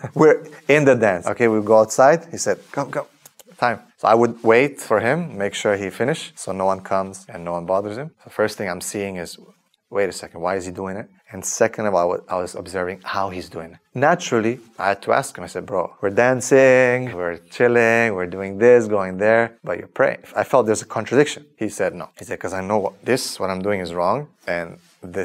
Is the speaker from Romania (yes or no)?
yes; Transylvania, Romania; moved away; also born or lived in Canada; So I was born in 1983 in Romania, in a famous area called Transylvania.